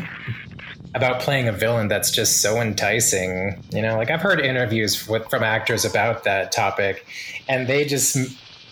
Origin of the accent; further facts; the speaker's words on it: Texas, United States; in my home state